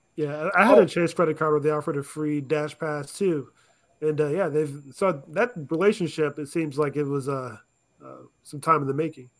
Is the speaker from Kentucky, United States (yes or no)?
no; Alaska, United States; moved away as an adult; now in Arizona, United States; I grew up in Alaska